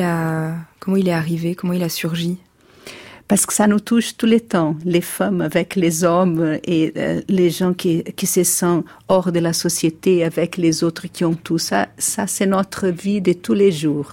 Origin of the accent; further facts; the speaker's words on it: Brazil; French is a second language; je viens du Brésil